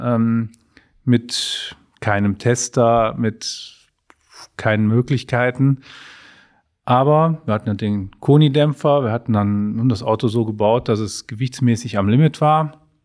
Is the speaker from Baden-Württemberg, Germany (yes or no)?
no; Mönchengladbach, North Rhine-Westphalia, Germany; Wir sind ja aus Mönchengladbach, wir wohnen auch noch in Mönchengladbach